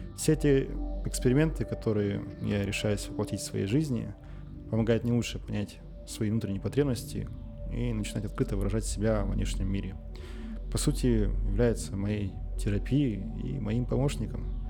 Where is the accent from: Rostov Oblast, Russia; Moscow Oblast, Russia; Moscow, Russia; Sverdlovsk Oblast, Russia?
Sverdlovsk Oblast, Russia; Nizhnyaya Salda; я родился и живу в Свердловской области. Мой родной город Нижняя Салда